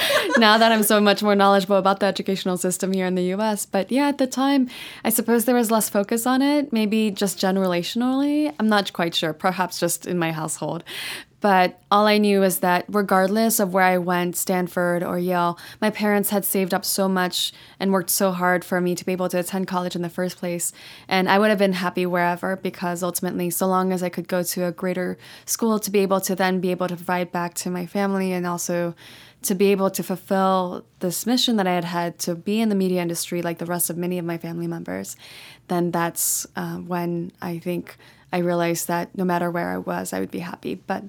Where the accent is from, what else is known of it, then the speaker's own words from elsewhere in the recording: Paris, Île-de-France, France; born there; I was born in Paris, France. Actually in the 20th arrondissement, which is a really lovely district and I visit often, actually.